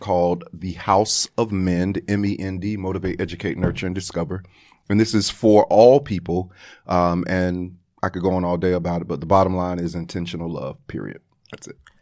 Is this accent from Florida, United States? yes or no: yes; Florida, United States; I am from Florida